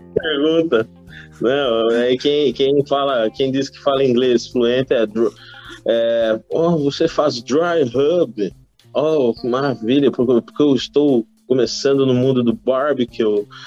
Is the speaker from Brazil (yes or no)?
yes; Brazil; Nós, como brasileiros, a gente sabe que a gente é um povo curioso